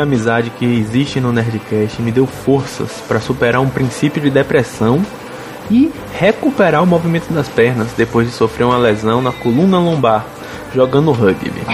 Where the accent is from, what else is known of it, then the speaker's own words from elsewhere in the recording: Salvador, Bahia, Brazil; eu sou de Salvador